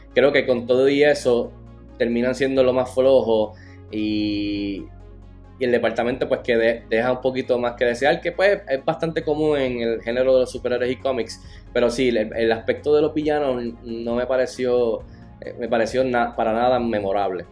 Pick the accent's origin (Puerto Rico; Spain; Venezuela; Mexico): Puerto Rico; siendo puertorriqueño y latino